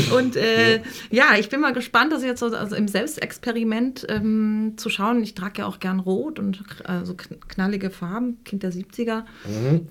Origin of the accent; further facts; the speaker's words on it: Frankfurt, Hesse, Germany; moved away as an adult; now in Hamburg, Germany; ich komme ja aus Frankfurt und habe da äh, an der HFG Offenbach Film studiert